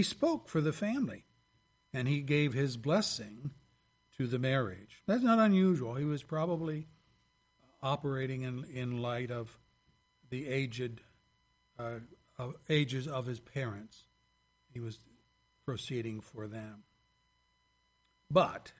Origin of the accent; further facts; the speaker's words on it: Pennsylvania, United States; now in Lapeer, United States; my home state and home city of Pennsylvania